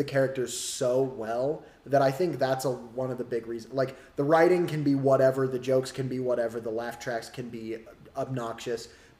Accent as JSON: {"language": "English", "region": "Utah", "country": "United States", "tie": "born or raised there", "said": "growing up in Utah"}